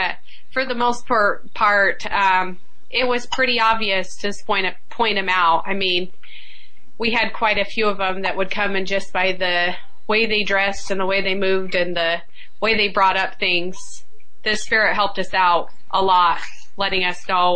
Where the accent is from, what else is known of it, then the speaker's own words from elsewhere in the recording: Clark County, Nevada, United States; citizens of Clark County